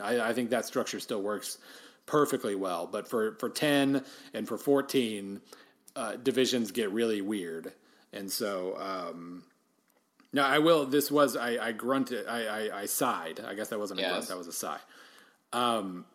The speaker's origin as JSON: {"language": "English", "region": "Oklahoma", "country": "United States", "moved": "yes", "said": "I'm from Oklahoma"}